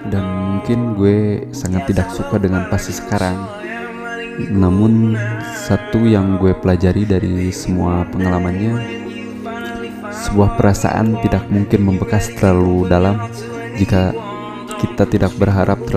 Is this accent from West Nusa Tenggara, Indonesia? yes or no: no; Tanjung Sari, West Java, Indonesia; Dan gue berasal dari Tanjung Sari Sebuah daerah kecil di Kabupaten Sumedang